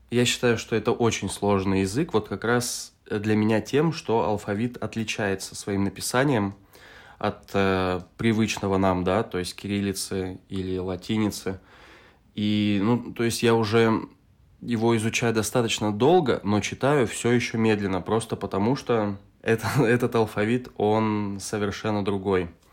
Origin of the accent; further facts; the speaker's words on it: Novosibirsk, Novosibirsk Oblast, Russia; moved away as an adult; now in Tbilisi, Georgia; Я из Новосибирска, Россия. Это тот же самый город, откуда и ты. Сейчас я живу в Тбилиси, Грузия.